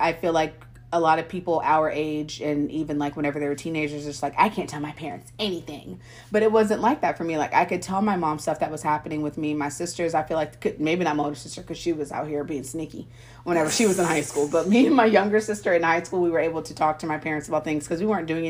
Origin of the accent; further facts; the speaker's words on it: Missouri, United States; born there; So I was born in Missouri, and then I don't know if we like moved to Texas whenever I was like younger